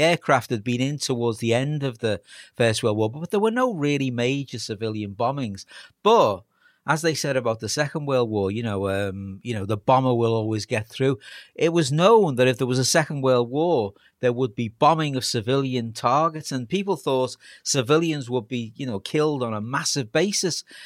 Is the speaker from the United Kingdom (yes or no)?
yes; Liverpool, North West England, United Kingdom; I'm a scouser